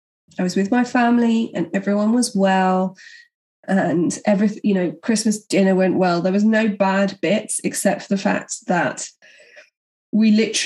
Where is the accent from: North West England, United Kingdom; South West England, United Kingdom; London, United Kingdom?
London, United Kingdom; do you think people will know I'm from London?